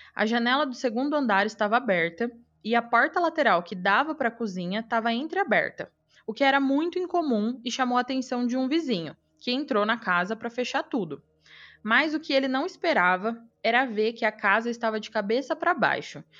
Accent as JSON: {"language": "Portuguese", "town": "Araçatuba", "region": "São Paulo", "country": "Brazil", "tie": "born or raised there", "moved": "yes", "said": "minha cidade e da minha época de atleta em Aracatuba"}